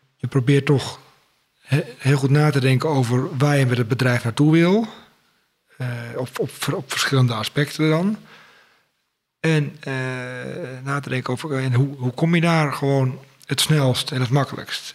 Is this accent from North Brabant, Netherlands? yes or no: no; Schoorl, North Holland, Netherlands; also born or lived in Utrecht; Ik ben geboren in Utrecht, maar al op vierjarige leeftijd verhuisd naar Schorel in Noord-Holland